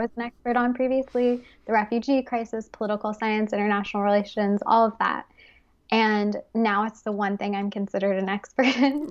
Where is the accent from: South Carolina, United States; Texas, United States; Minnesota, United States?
Texas, United States; Fort Worth; moved away as an adult; also born or lived in United Kingdom / Bali, Indonesia; now in Paris, France; I grew up in Fort Worth, Texas